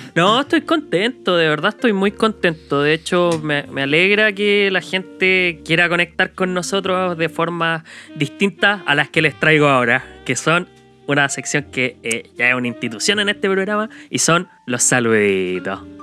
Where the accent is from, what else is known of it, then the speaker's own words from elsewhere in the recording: Chile; accent: Chilean; nuestro acento y nuestras palabras extrañas de chileno